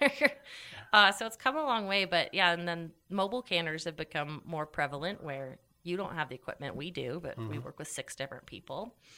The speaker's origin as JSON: {"language": "English", "region": "Idaho", "country": "United States", "also_born_or_lived": "Austin, Texas / Chicago, Illinois", "moved": "as an adult", "said": "I was gone from Idaho less than a year, or just about a year. And I was like, I got to get back to Idaho."}